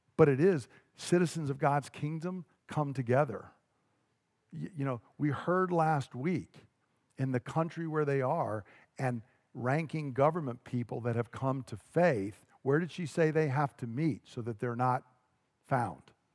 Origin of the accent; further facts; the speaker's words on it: Georgia, United States; When I grew up in Georgia